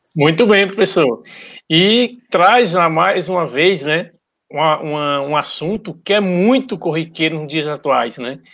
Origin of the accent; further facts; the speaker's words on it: Brazil; aqui do nosso Brasil